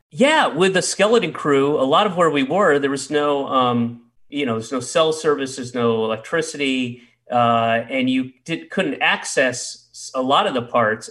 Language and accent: English; the South, United States; moved away; I grew up in the South